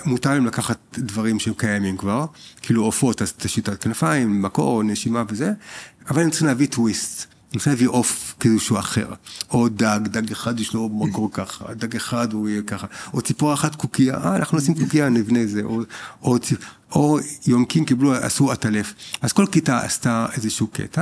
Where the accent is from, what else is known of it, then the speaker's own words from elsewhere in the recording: Israel; אנחנו בתור ישראלים